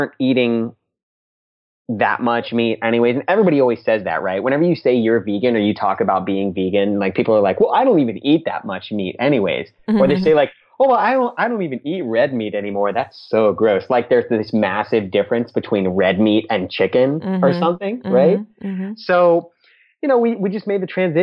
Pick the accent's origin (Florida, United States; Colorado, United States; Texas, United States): Florida, United States; Orlando; We're from Orlando, Florida